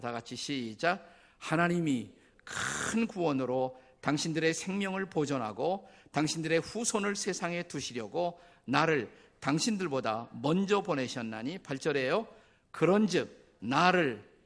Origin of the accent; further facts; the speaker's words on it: South Korea; 저는 한국인으로서